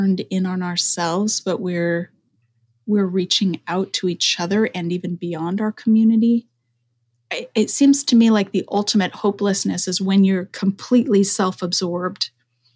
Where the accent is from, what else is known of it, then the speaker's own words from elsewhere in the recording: Denver, Colorado, United States; moved away as an adult; also born or lived in Oregon; I'm from Denver, and Columbine was just a few miles from my neighborhood growing up